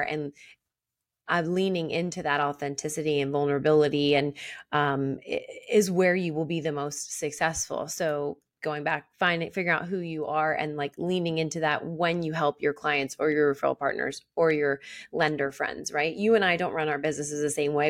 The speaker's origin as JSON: {"language": "English", "town": "Philadelphia", "region": "Pennsylvania", "country": "United States", "accent": "Philly", "said": "my Philly accent"}